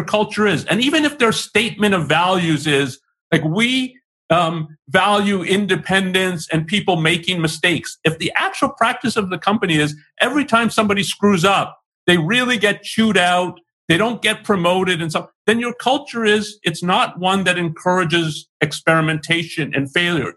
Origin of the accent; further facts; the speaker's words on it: Canada; I was born in Canada, so I've been raised in North America. I've lived elsewhere, but essentially, that's my exposure to the culture I was brought up